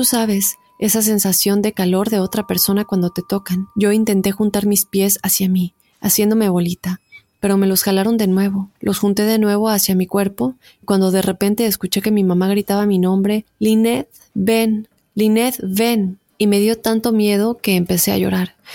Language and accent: Spanish; Mexico; Yo viví toda mi niñez en México con mi mamá y dos hermanas, yo soy la única mujer y la más chica de mi familia.